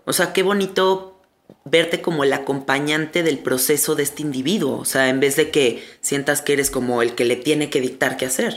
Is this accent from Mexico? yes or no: yes; Mexico; claro que soy de aquí, soy mexicana.